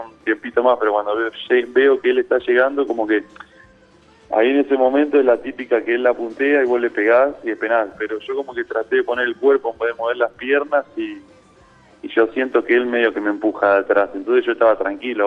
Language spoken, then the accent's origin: Spanish; Presidencia Roque Sáenz Peña, Chaco, Argentina; moved away as an adult; now in Seville, Spain; Yo nací en Sáenz Peña, sí, soy de Sáenz Peña